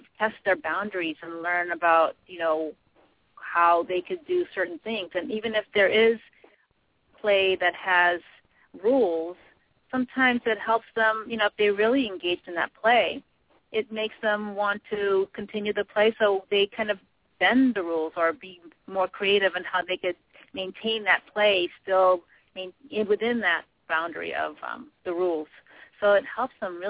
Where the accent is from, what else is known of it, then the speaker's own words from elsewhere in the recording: Boston, Massachusetts, United States; also born or lived in Philippines; I grew up really in the city here, so in the Boston area, but I was born in the Philippines